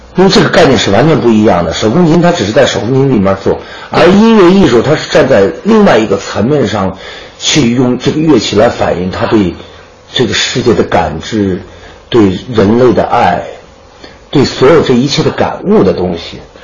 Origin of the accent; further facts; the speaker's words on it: China; 我作为一个中国人